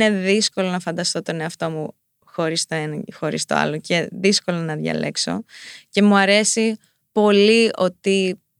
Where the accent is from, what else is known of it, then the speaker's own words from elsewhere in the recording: Paleochora, Crete, Greece; now in United States; ναι, έξω από τα Χανιά. Ναι. Ε, και αυτή έμενε πολύ κοντά δίπλα σε ένα ε, χωριουδάκι Πλέμενιανά, που ήταν το σπίτι μας.